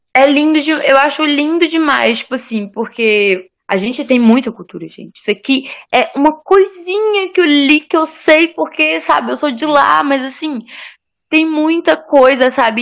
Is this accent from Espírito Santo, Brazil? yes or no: yes; Espírito Santo, Brazil; moved away; de onde eu vim, a gente tem muito uma no Espírito Santo